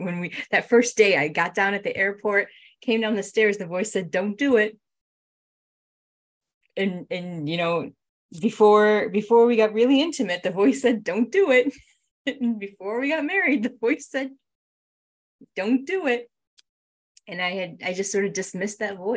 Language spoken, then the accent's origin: English; New England, United States; came back to our hometown, our home area